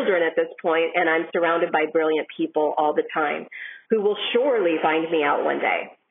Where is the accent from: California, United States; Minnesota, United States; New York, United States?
Minnesota, United States; Shakopee; I'm from Shakopee, Minnesota.